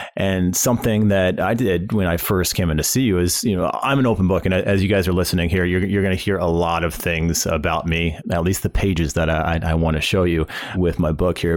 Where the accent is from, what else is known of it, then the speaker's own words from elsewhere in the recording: St. Louis, Missouri, United States; when I was a kid, uh, growing up in the Saint Louis area